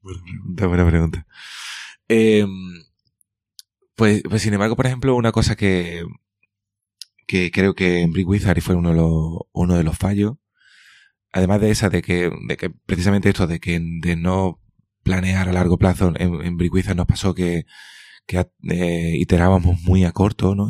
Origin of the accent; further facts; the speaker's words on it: Cádiz, Andalusia, Spain; now in Seville, Spain; me considero andaluz, me considero eh, gaditano y andaluz, en ese orden.